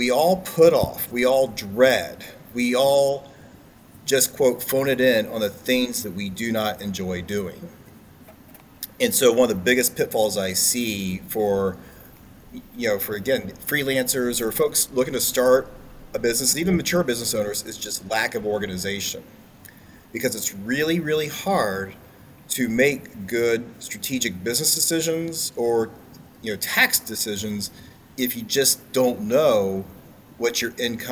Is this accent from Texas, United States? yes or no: no; Marysville, Ohio, United States; I grew up here in Central Ohio, been here my whole life, grew up just outside of Marysville on a farm